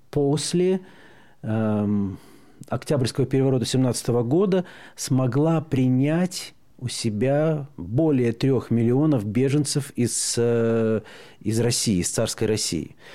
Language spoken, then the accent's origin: Russian; Belarus; Э, вот мы, белорусы, говорим, если бы когда у нас в 2020 году, когда нас прессовали